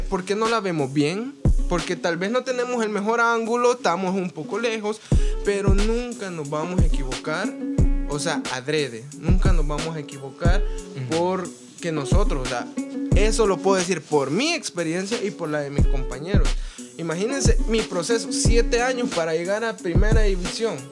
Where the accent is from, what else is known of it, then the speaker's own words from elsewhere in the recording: Santa Ana, El Salvador; yo soy de Santa Ana